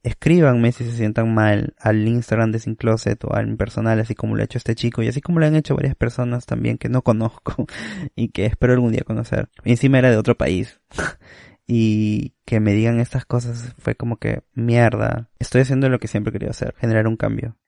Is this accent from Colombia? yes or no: no; Peru; como persona peruana